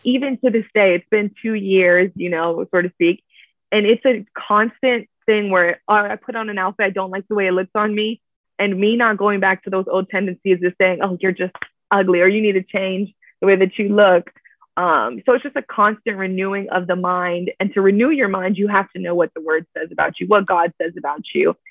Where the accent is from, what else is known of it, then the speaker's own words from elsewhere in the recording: Miami, Florida, United States; moved away as an adult; now in Orlando, United States; I was born and raised in Miami, Florida, now living in Orlando